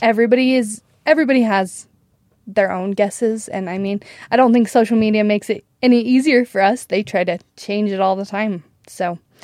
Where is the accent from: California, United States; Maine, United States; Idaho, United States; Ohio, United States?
Idaho, United States; Preston; I grew up in Idaho, Preston, Idaho